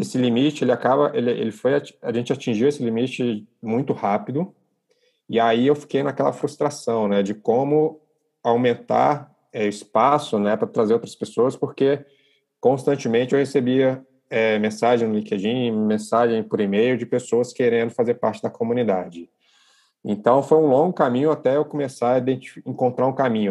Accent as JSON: {"language": "Portuguese", "town": "Brasília", "region": "Federal District", "country": "Brazil", "tie": "born or raised there", "moved": "as an adult", "lives_now": "Rio de Janeiro, Brazil", "said": "nasce em Brasília, sou de Brasília, em 2012, eu me mudo para o Rio de Janeiro"}